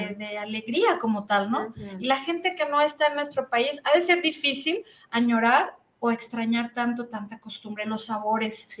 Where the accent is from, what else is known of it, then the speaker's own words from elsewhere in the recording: Mexico; soy mexicana